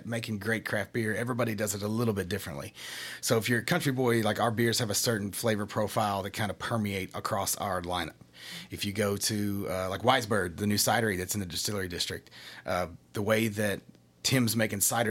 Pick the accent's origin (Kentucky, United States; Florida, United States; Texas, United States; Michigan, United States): Kentucky, United States; Sadieville; also born or lived in Japan; I'm from Scott County. I'm from Sadieville area, born and raised